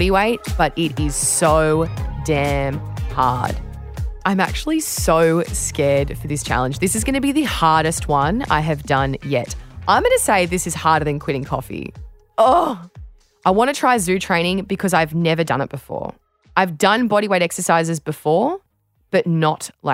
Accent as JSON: {"language": "English", "country": "Australia"}